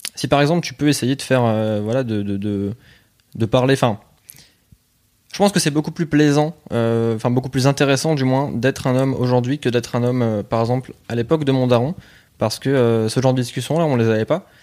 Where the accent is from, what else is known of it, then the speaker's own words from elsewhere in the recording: La Bassée, Hauts-de-France, France; moi, je viens plus du Pas-de-Calais, ouais. Enfin, j'étais vraiment à la frontière entre les deux